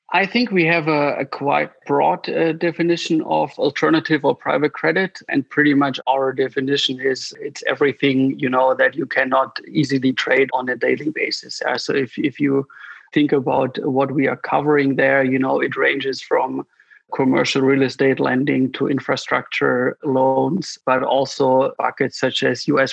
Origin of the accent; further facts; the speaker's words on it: near the Swiss border, Baden-Württemberg, Germany; I originally grew up in the south of Germany, which is, you know, very close to the Swiss border